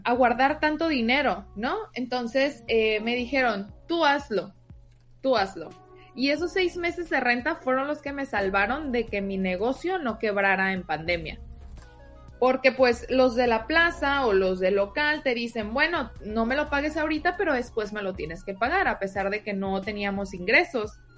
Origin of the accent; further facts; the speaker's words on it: Sinaloa, Mexico; moved away as an adult; now in Tijuana, Mexico; Yo, como les digo, soy de Sinaloa y llegué a vivir a Tijuana hace aproximadamente cinco años